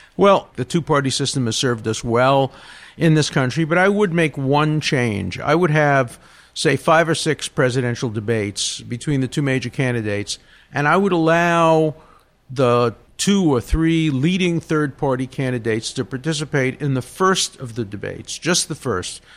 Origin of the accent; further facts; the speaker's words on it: New York City, New York, United States; I come from Brooklyn